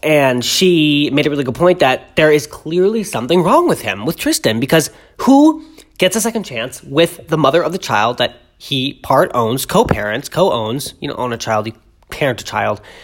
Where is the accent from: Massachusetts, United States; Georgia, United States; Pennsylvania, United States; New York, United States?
Massachusetts, United States; Boston; I grew up in Boston